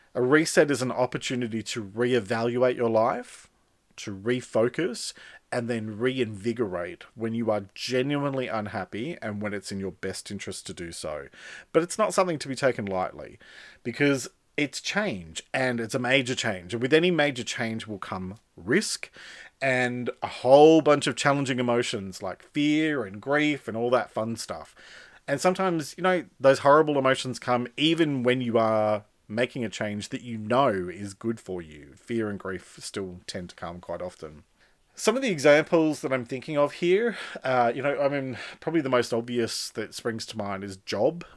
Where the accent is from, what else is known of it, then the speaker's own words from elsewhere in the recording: Sydney, New South Wales, Australia; also born or lived in Melbourne; now in country New South Wales, Australia; I moved from outer western Sydney, where I grew up, to the heart of Sydney